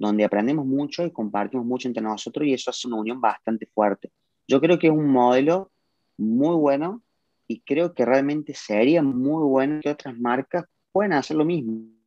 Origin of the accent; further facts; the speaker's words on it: Córdoba, Argentina; yo hablo por Argentina, que es mi país, el cual siempre digo que amo, yo soy orgullosamente cordobés y argentino